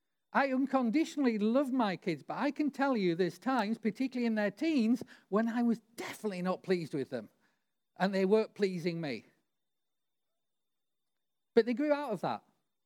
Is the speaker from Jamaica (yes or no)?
no; Barrow-in-Furness, North West England, United Kingdom; You know, I grew up near the Barrow shipyards where it took him like 10 years to build aircraft carriers.